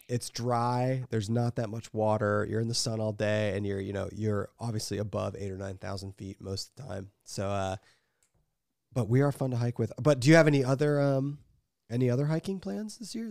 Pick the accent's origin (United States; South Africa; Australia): United States; Ohio; We don't have actual skiing in Ohio